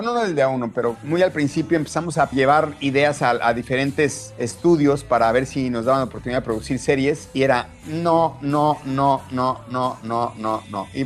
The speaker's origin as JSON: {"language": "Spanish", "country": "Mexico", "said": "Entonces yo, yo peleé mucho eso, de que no podía yo como mexicano permitir que se cometieran esos errores."}